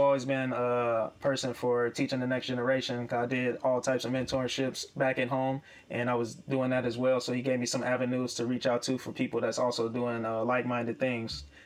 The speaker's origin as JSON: {"language": "English", "town": "Chicago", "region": "Illinois", "country": "United States", "tie": "born or raised there", "moved": "yes"}